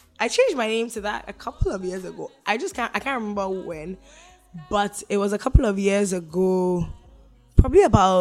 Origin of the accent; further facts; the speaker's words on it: Ghana; moved away; I grew up in Ghana